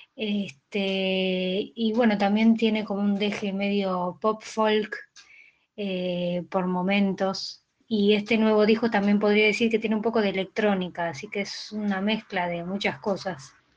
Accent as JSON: {"language": "Spanish", "region": "Buenos Aires", "country": "Argentina", "said": "soy una cantautora de Buenos Aires, Argentina, vivo en Saavedra."}